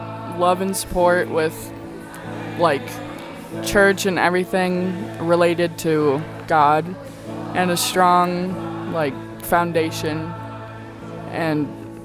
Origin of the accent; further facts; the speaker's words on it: Zanesville, Ohio, United States; Zanesville, Ohio.